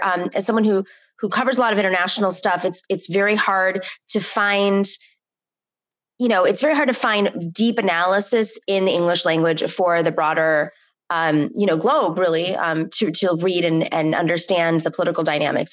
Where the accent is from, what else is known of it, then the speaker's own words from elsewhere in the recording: New York City, New York, United States; personally felt as a New Yorker